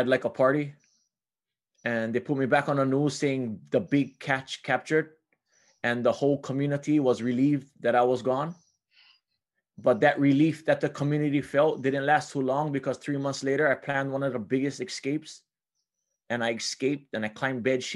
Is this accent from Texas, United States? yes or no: no; Hilo, Hawaii, United States; I was born in Hilo, and my upbringing was very amazing. I was raised by my grandfather